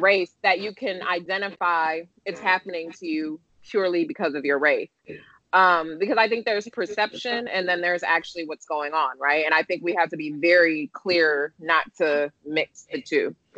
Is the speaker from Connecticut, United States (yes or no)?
no; Detroit, Michigan, United States; moved away as an adult; also born or lived in Japan / London; I'm from Detroit, Michigan